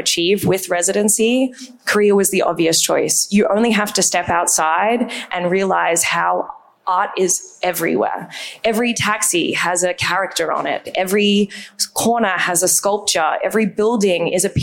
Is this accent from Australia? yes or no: yes; Australia; accent: Australian; moved away; If you can't tell from my accent, I'm Australian